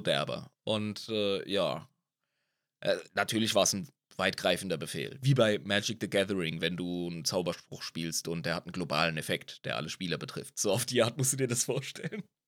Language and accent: German; Ludwigshafen, Rhineland-Palatinate, Germany; ich komme aus Ludwigshafen am Rhein